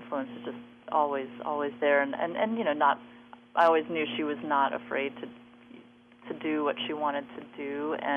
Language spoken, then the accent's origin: English; Phoenix, Arizona, United States; I grew up in Phoenix. I was born and raised there